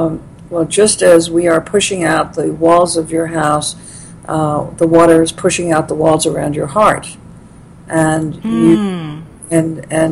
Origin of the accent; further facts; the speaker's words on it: New York City, New York, United States; I grew up in Brooklyn